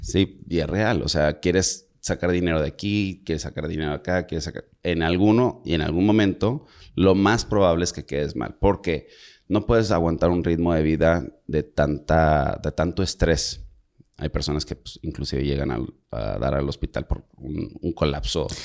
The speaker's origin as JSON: {"language": "Spanish", "town": "Monterrey", "region": "Nuevo León", "country": "Mexico", "said": "Yo como soy de rancho, de Monterrey"}